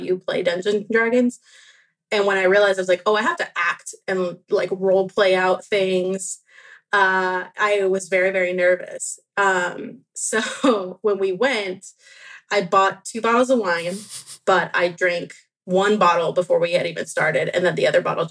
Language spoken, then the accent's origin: English; Venezuela; I was born in Venezuela